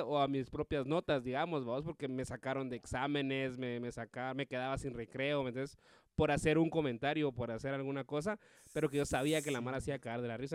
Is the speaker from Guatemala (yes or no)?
yes; Guatemala; comediante de aquí de Guate